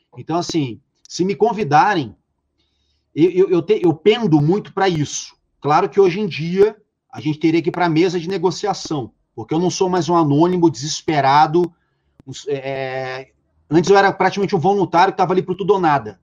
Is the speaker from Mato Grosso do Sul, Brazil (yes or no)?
no; Rio de Janeiro, Brazil; de onde eu venho, do subúrbio carioca